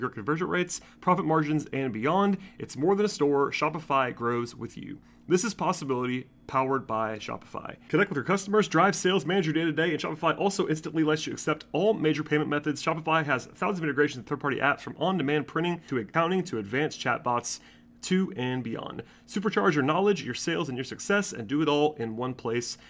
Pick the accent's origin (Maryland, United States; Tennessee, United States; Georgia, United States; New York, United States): Georgia, United States; Gwinnett County; I am from Gwinnett County